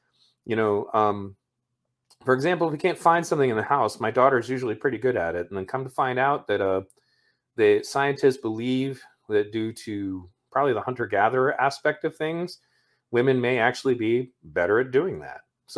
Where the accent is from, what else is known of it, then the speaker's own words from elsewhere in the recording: Ireland; because I kind of studied a bit about, like, Celtic mythology when I was younger, because I'm Irish.